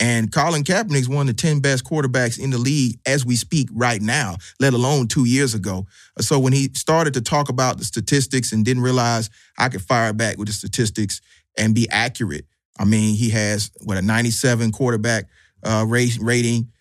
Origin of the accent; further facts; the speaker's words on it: Atlanta, Georgia, United States; I'm from Southwest Atlanta.